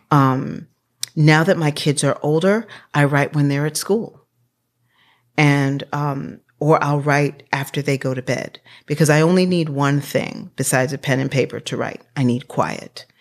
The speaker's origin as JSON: {"language": "English", "town": "Washington", "region": "District of Columbia", "country": "United States", "tie": "born or raised there", "said": "I grew up in Washington, D C at thirteenth and Park Road in the eighties"}